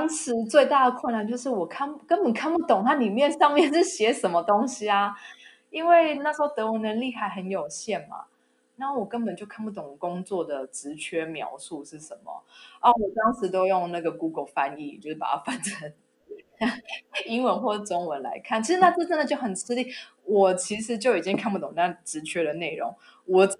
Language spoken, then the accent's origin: Chinese; Taiwan; moved away as an adult; now in Germany; 知道我是台湾人